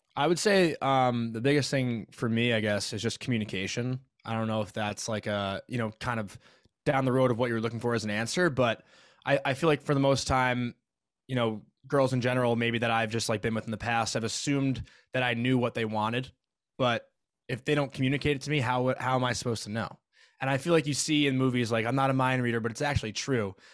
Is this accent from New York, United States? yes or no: yes; Syosset, New York, United States; I'm from Syosset, Long Island